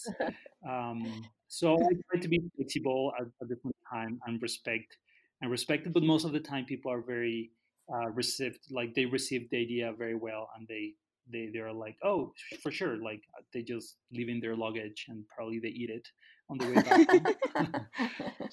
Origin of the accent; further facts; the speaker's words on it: Guadalajara, Jalisco, Mexico; moved away as an adult; also born or lived in Canada; now in Tala, Mexico; I grew up in Guadalajara. When I was 20, I moved to Canada.